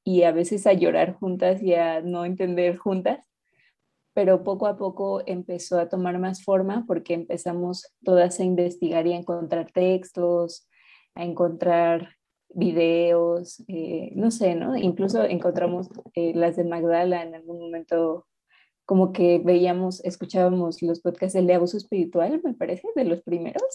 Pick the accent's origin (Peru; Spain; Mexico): Mexico; Mexico City; soy de México, de la Ciudad de México.